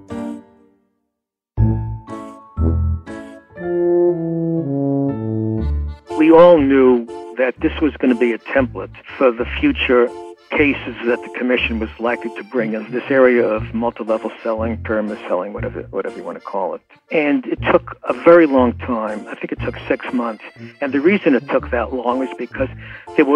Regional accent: New York City, New York, United States; I was born in Williamsburg Maternity Hospital in Williamsburg, Brooklyn

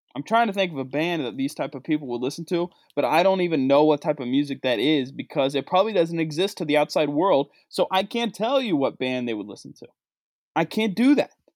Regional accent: West Virginia, United States; moved away; my home state of West Virginia, the state I grew up in, the state I went to school

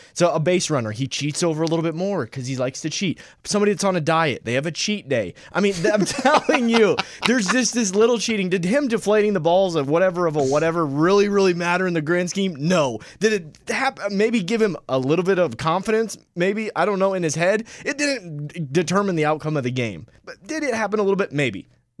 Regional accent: St. Louis, Missouri, United States; I'm from St. Louis. I'm still a diehard Rams fan.

